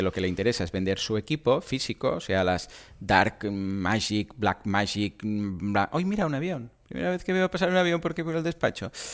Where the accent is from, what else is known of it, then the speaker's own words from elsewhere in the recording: Catalonia, Spain; soy catalán